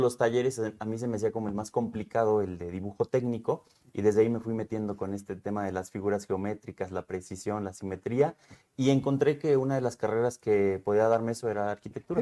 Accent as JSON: {"language": "Spanish", "town": "Temixco", "region": "Morelos", "country": "Mexico", "tie": "born or raised there", "also_born_or_lived": "Cuernavaca, Mexico", "said": "parte de mi infancia es en Temisco, en la colonia"}